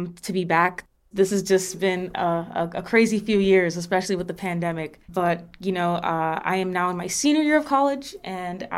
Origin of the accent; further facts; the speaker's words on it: New York City, New York, United States; Growing up in the New York City public school system